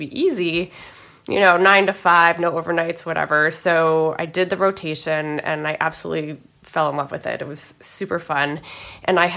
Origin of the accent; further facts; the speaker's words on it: Santa Fe, New Mexico, United States; moved away as an adult; also born or lived in Virginia / Bronx, New York; I'm actually from New Mexico